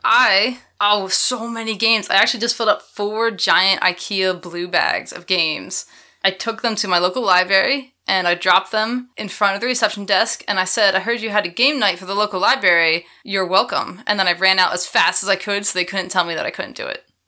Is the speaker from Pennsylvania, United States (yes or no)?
yes; Philadelphia, Pennsylvania, United States; That's my hometown